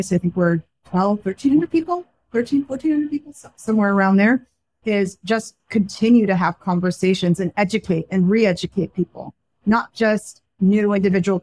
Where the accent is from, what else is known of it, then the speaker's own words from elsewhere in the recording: Silicon Valley, California, United States; I grew up in Silicon Valley